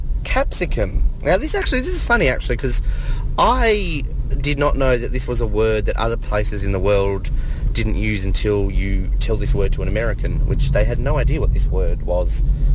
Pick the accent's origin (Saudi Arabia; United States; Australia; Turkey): Australia; We use this in Australia.